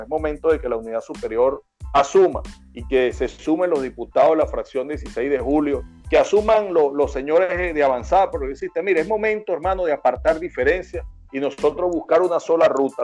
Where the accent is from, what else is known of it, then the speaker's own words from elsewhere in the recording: Venezuela; como venezolanos